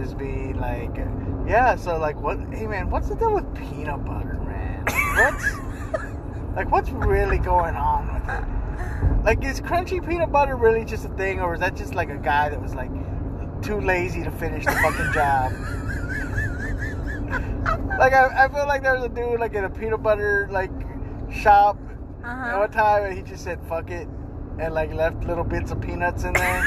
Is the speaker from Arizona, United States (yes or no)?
no; Corpus Christi, Texas, United States; my hometown of Corpus